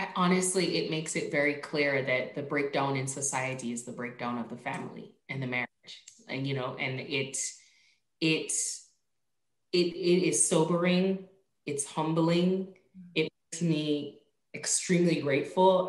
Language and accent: English; Jamaica; moved away; also born or lived in Virginia; I grew up in Jamaica